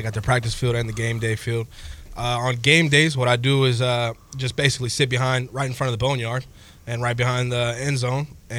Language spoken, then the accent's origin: English; Fayetteville, North Carolina, United States; I'm from Fayetteville, North Carolina, but my parents moved here from Puerto Rico.